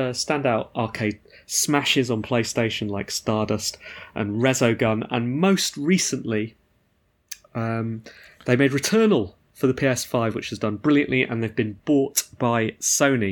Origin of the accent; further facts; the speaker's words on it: United Kingdom; being British